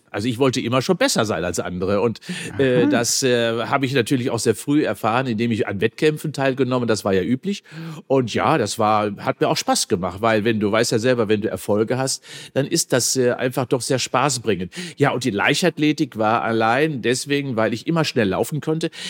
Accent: North Rhine-Westphalia, Germany; Und ich bin auch auf dem Land groß geworden

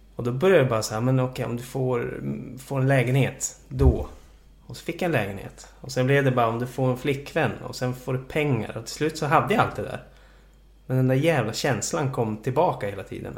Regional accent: Jokkmokk, Norrbotten County, Sweden; also born or lived in Boden; now in Stockholm, Sweden; jag föddes i Boden eh, och eh, växte upp i Jokkmokk

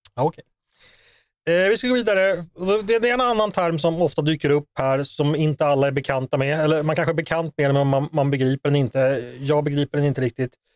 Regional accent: Sweden; som svensk

